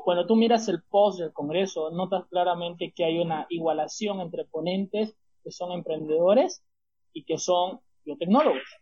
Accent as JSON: {"language": "Spanish", "town": "Santa Cruz de la Sierra", "region": "Santa Cruz", "country": "Bolivia", "said": "estudiante boliviano"}